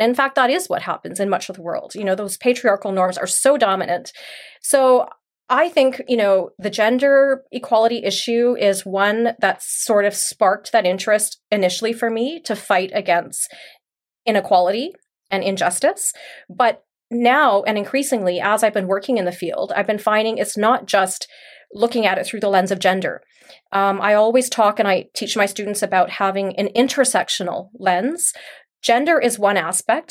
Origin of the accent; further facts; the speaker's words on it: Canada; moved away as an adult; also born or lived in Mauritius; I grew up here in Canada. I was born here.